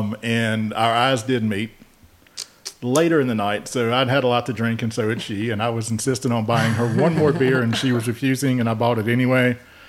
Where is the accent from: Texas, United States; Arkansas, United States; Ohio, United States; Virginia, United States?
Virginia, United States; Roanoke; moved away as an adult; also born or lived in Salem, Virginia / Raleigh, North Carolina; now in Richmond, United States; I was born in Roanoke, so Southwest Virginia. Kind of was curious about Lynchburg, but born in Salem and Roanoke.